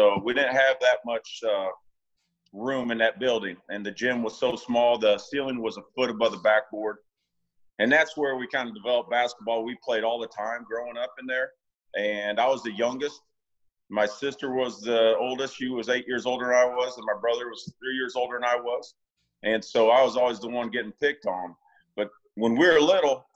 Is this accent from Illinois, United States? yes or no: yes; Washington, Illinois, United States; I grew up outside of Washington, Illinois. It's just right outside of Peoria.